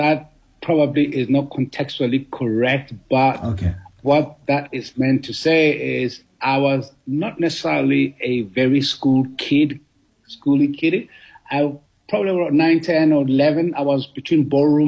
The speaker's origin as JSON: {"language": "English", "town": "Soweto", "region": "Gauteng", "country": "South Africa", "tie": "born or raised there", "also_born_or_lived": "Los Angeles, United States", "moved": "yes", "said": "I was born in Soweto, in Tladi location."}